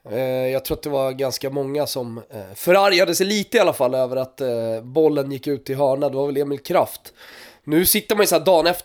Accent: Sweden; jag tror att man är stolt som svensk, är det inte det då?

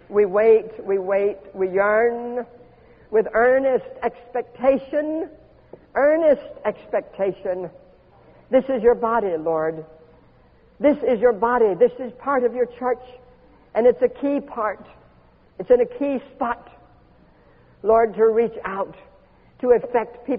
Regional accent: Homestead, Florida, United States; I was born in Homestead, Florida, which is at the very bottom end of the state

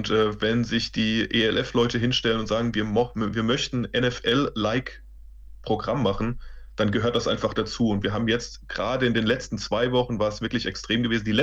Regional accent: Mainz, Rhineland-Palatinate, Germany; also ich bin Mainzer der Bub, Frank Frankfurt ist in der Nähe

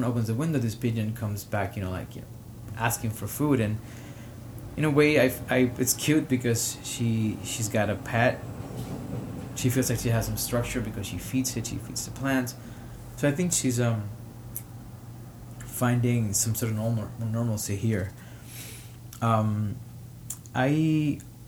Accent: Caguas, Puerto Rico; English is a second language; also born or lived in Harlem, New York; now in New York, United States; I am from Caguas, Puerto Rico, and I am recording here from Harlem, New York.

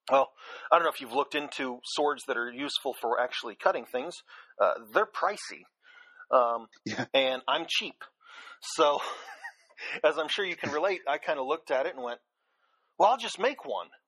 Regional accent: Virginia Beach, Virginia, United States; also born or lived in Los Angeles; Um, I actually kind of grew up all over the place. Um, when I was uh, when I was a kid, my dad uh, did a lot of uh, computing or computer consulting for the various Bell companies. Uh, so we started out in uh, Virginia Beach, Virginia, and then went out to uh, Los Angeles for a few years

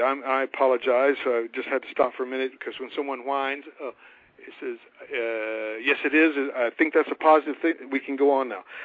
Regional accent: North Carolina, United States; I am a country boy from North Carolina

